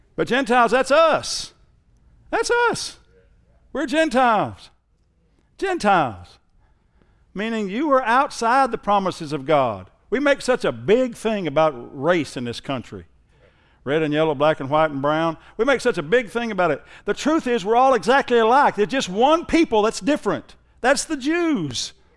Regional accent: Southern Oklahoma, United States; I'm from Southern Oklahoma

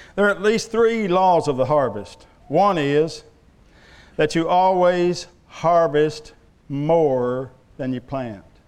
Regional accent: Love County, Oklahoma, United States; where I was raised over in Love County, it was peanuts and watermelon

